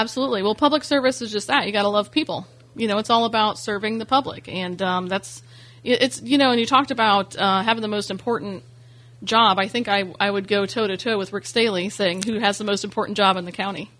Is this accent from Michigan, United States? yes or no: no; Ormond Beach, Florida, United States; also born or lived in Bunnell, Florida; I'm originally from Ormond Beach, Florida